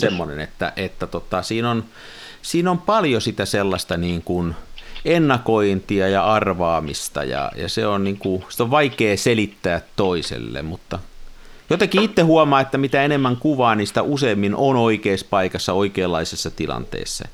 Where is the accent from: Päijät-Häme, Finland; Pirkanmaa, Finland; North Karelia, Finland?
Pirkanmaa, Finland; near Tampere; Mä oon siellä kymmenenvuotiaana joskus leikkinyt ja mennyt sinne sillan sisälle sinne palkkiin. Mulla on siihen semmoinen niin kuin 50 vuoden suhde siihen siltaan. Me asuttiin okay. silloin pikkupoikana lähellä.